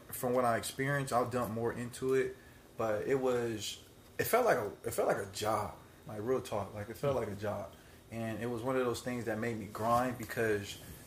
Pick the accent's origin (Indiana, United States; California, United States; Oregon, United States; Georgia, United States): California, United States; Palmdale; grew up in Palmdale.